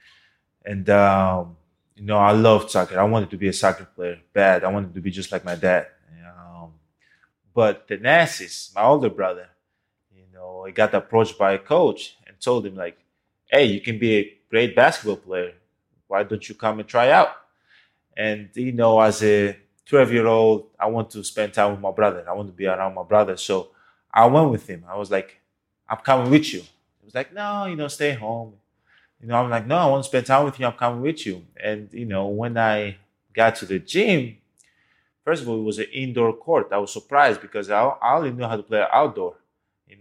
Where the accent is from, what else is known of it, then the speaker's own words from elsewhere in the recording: Greece; moved away as an adult; now in United States; I was born and raised in Greece